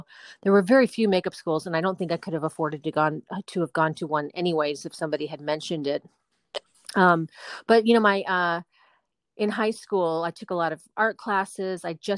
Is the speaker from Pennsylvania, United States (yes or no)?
no; Los Angeles, California, United States; Yes, I'm fourth generation Southern Californian. And yes, and my niece is the fifth, which is pretty cool. And then, my whole family's from California, and I still love living here very much.